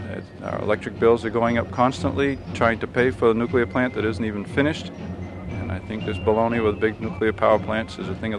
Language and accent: English; Claremont, New Hampshire, United States; I'm from Claremont here.